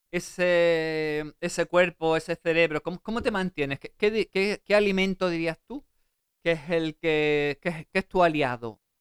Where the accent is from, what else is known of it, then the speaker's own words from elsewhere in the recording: Seville, Andalusia, Spain; Eh, yo soy de Sevilla, de, Triana. Aunque no tenga